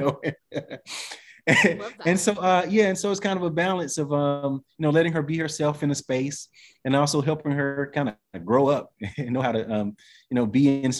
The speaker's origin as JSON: {"language": "English", "region": "the South", "country": "United States", "also_born_or_lived": "Atlanta / Western North Carolina", "said": "I'm from the South, you know, even though from the city."}